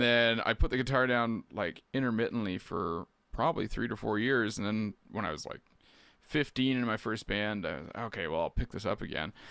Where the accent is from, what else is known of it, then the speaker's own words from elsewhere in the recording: Keene, Ontario, Canada; also born or lived in Peterborough / Quebec / Guelph; So I was born and raised in Keene, uh, on Rice Lake, so that's where I am now